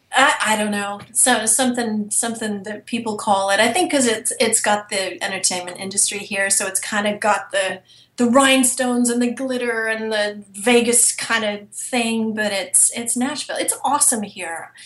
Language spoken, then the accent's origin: English; England, United Kingdom; accent: British; moved away; I'm originally from England, so I've been able to use my British accent for different projects